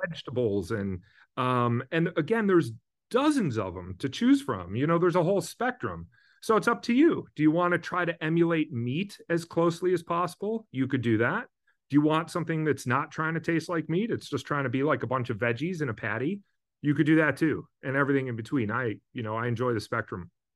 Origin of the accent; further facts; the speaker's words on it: Midwest, United States; moved away as an adult; now in West Coast, United States; I grew up in the Midwest. I moved to the West Coast over twenty years ago now.